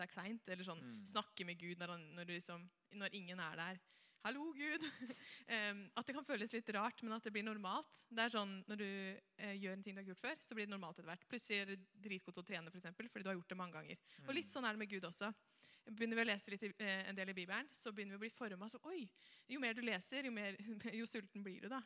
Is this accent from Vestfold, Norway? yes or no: yes; Helgeroa, Vestfold, Norway; kommer jeg fra Helgerå. Jeg er ikke så langt fra Tønsberg, egentlig